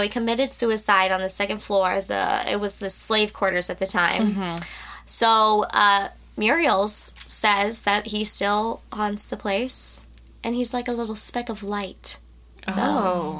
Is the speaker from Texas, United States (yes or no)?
yes; Texas, United States; we're from Texas